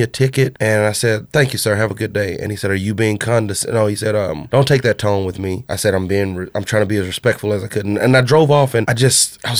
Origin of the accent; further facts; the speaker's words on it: Baytown, Texas, United States; I'm from Baytown